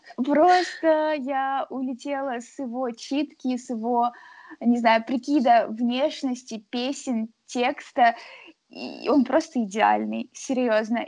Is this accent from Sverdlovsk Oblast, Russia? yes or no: yes; Yekaterinburg, Sverdlovsk Oblast, Russia; now in Saint Petersburg, Russia; я из Екатеринбурга